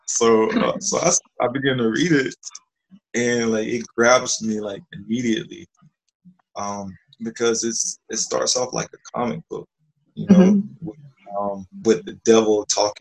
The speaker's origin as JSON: {"language": "English", "town": "Live Oak", "region": "Florida", "country": "United States", "tie": "born or raised there", "said": "I grew up in Live Oak, Florida"}